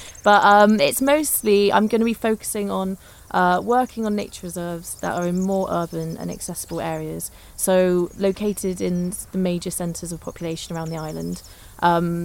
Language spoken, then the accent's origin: English; Bristol, South West England, United Kingdom; moved away as an adult; also born or lived in Liverpool / Manchester / Lancaster / London; I'm from Bristol originally